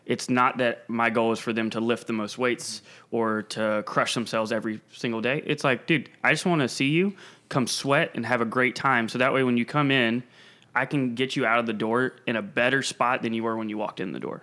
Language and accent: English; Pawleys Island, South Carolina, United States; also born or lived in Charleston, South Carolina / Atlanta, Georgia; I'm from Pauley's Island, South Carolina.